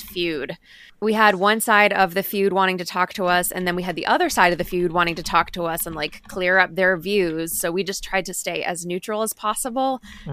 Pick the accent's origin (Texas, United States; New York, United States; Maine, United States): Maine, United States; we are both from Maine, me and my co-host